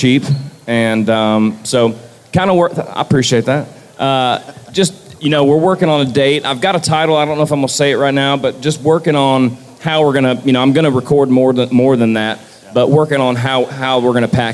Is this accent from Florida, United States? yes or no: yes; Florida, United States; born and raised in Florida